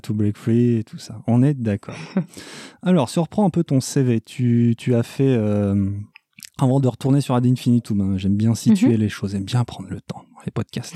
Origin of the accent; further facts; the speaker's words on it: Switzerland; je viens de Suisse, j'ai le droit de dire 80